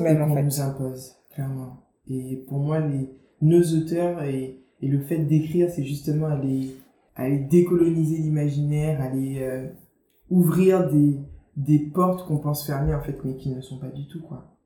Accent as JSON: {"language": "French", "country": "Guadeloupe", "tie": "born or raised there", "also_born_or_lived": "Marseille / La Rochelle / Bordeaux", "accent": "Guadeloupean", "moved": "as an adult", "said": "quand j'ai eu 3 ans, mes parents ont déménagé, se sont installés en Guadeloupe. Du coup, j'ai grandi en Guadeloupe jusqu'à mes 18 ans."}